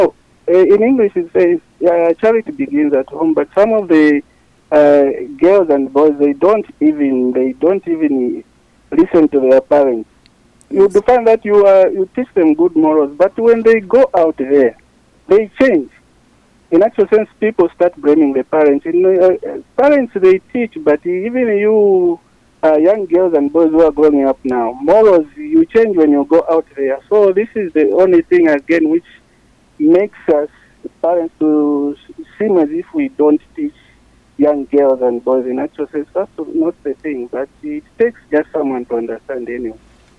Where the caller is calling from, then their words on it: Chilanga, Lusaka Province, Zambia; I'm calling you from Chilanga.